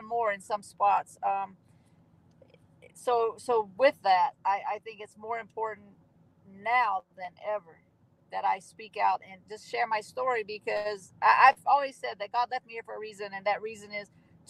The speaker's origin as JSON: {"language": "English", "region": "Southern West Virginia", "country": "United States", "said": "I'm from Southern West Virginia"}